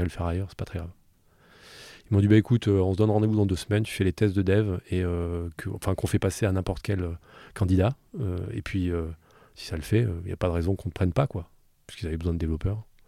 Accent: Southern Alps, Provence-Alpes-Côte d'Azur, France; moved away as an adult; now in Paris, France; je suis né dans les Alpes du Sud. Euh, j'ai passé toute ma jeunesse jusqu'à 20 ans à faire du ski et de la musique.

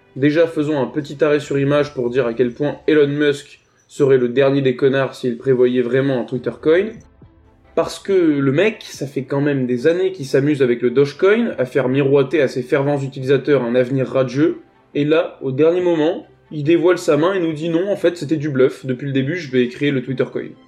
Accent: France; Je suis français

